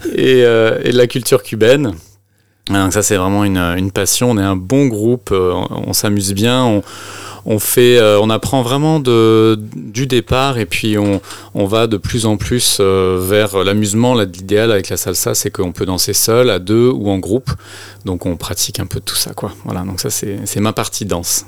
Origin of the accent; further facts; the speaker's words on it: Brittany, France; je suis breton, mais euh, on est deux bretons en fait dans l'association